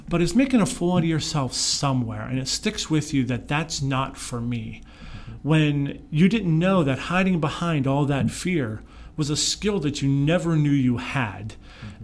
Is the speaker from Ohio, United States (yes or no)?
no; Pittsburgh, Pennsylvania, United States; moved away; I grew up in Pittsburgh